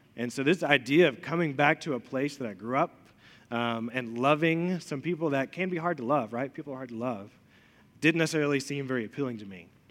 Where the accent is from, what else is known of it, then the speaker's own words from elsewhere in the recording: Elizabethton, Tennessee, United States; also born or lived in Chattanooga; I grew up in Elizabethan, lived there for a really long time